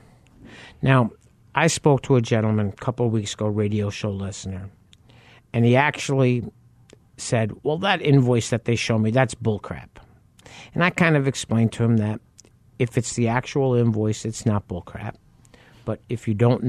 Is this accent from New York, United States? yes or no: yes; New York, United States; moved away; I grew up in New York